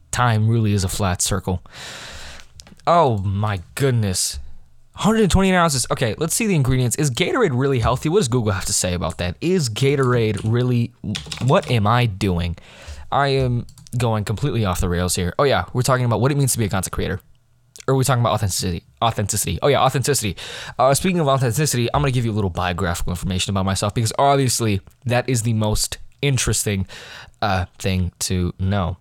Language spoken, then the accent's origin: English; United States; I'm American